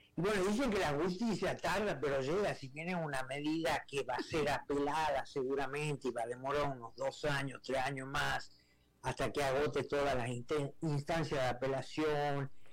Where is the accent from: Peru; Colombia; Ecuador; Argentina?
Argentina; Yo soy argentino